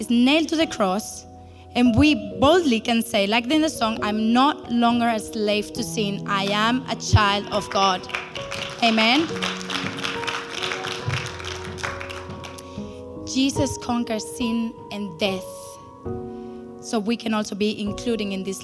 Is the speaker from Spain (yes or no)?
yes; Spain; moved away as an adult; now in Berlin, Germany; I grew up in Spain